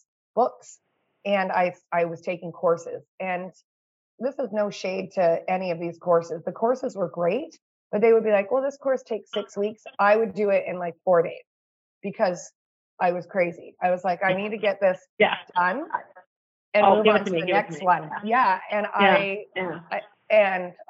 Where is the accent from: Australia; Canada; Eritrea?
Canada; I'm a Canadian mama of two